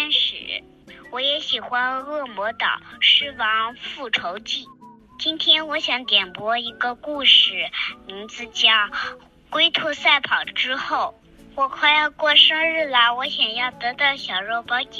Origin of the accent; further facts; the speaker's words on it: Jinan, Shandong, China; 我快五岁了，我来自山东济南